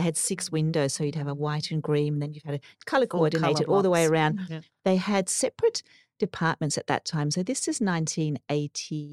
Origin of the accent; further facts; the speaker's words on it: Surrey, South East England, United Kingdom; now in Australia; I grew up in Surrey in the UK